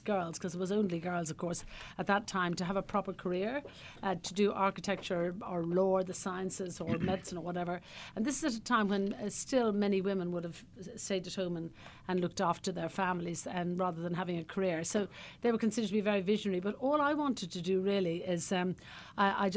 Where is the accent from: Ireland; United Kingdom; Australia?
Ireland; Cullohill, Laois; moved away as an adult; also born or lived in Dublin / Ballymaloe, County Cork; now in County Cork, Ireland; originally I came from the Midlands of Ireland, County Laois, a little tiny village I was brought up in called Callaghill in County Laois